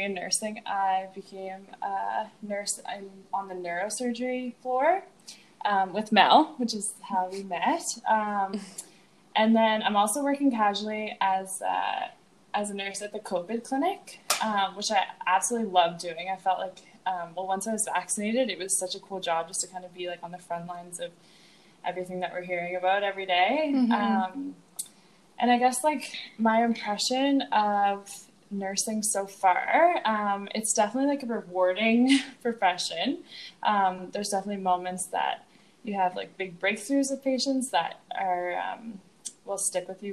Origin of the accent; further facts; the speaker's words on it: Halifax, Nova Scotia, Canada; I'm from Halifax.